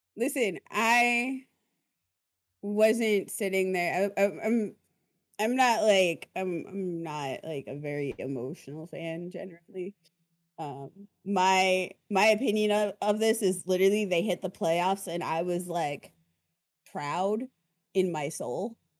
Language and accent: English; Arizona, United States; I'm also from Arizona